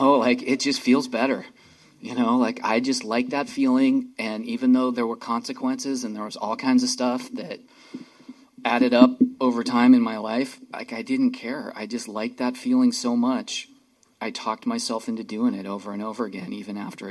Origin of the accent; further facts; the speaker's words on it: Santa Cruz, California, United States; moved away as an adult; also born or lived in San Francisco; now in Seattle, United States; I got sober in Santa Cruz, California in 1989 when I was 22